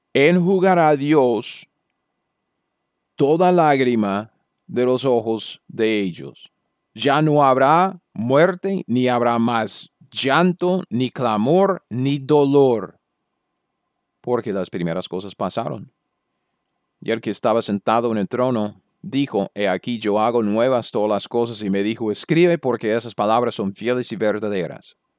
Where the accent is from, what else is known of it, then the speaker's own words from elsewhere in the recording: United States; Yo soy un gringo cualquiera.